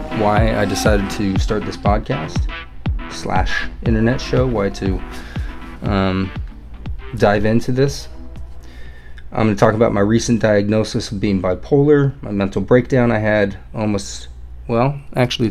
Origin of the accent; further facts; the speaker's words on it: Everett, Washington, United States; I was born in Everett, Washington